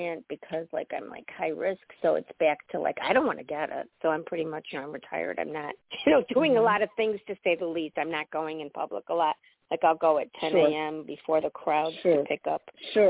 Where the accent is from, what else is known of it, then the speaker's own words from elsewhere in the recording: Chicago, Illinois, United States; I grew up on the North Shore of Chicago